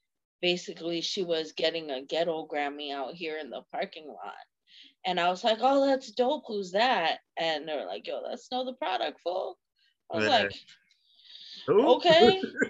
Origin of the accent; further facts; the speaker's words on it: East Coast, United States; I'm from the East Coast.